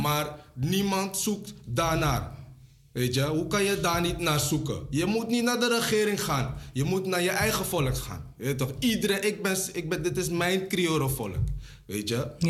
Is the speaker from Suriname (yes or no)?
yes; Suriname; now in Netherlands; Ik ben een Surinamer, heb ik al gezegd. Weet je, en ik woon hier